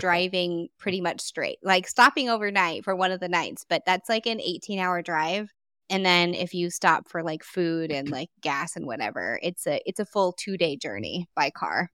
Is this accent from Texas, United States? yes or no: yes; Texas, United States; I'm from Texas and this place is huge